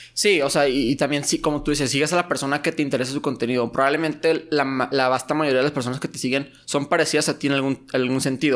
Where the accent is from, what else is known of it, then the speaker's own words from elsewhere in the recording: Mexico; moved away as an adult; also born or lived in Torreón, Coahuila / United States; siendo mexicano